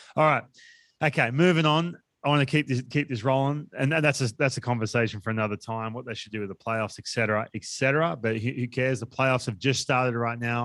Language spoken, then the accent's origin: English; Australia; we come from Australia